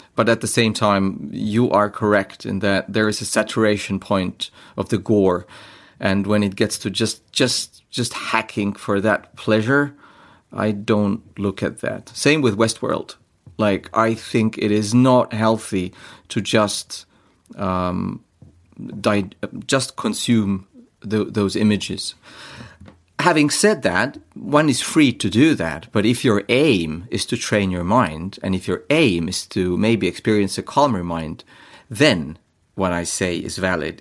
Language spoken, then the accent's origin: English; Estonia; I am from Estonia